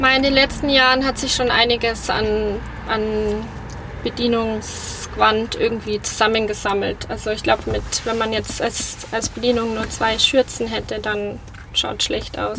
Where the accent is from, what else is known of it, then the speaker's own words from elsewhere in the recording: Munich, Bavaria, Germany; gebürtige Münchnerin